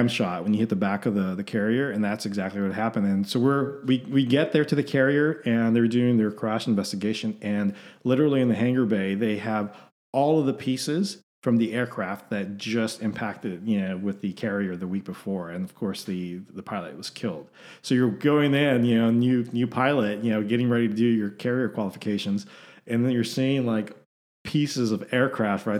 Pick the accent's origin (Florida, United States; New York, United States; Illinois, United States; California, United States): California, United States; Southern; moved away as an adult; also born or lived in Denver, Colorado / Corpus Christi, Texas; now in Austin, United States; I grew up in Southern California